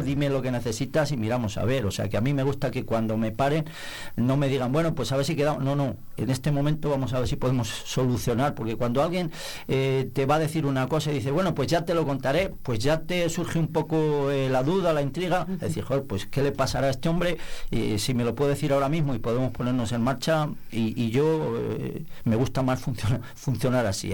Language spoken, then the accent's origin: Spanish; Nava de la Asunción, Castile and León, Spain; also born or lived in Palencia; deseando devolverme al pueblo en cuanto pude, me vine a vivir al pueblo